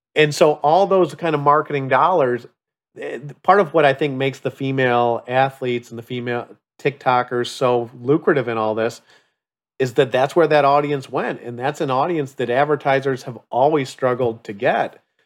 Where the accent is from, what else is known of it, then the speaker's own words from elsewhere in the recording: Chicago, Illinois, United States; growing up in the Upper Midwest in Chicago